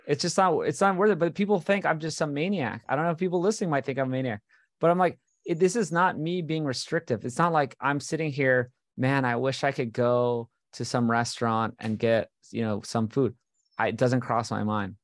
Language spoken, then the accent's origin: English; Hawaii, United States; moved away; this is what I grew up on in Hawaii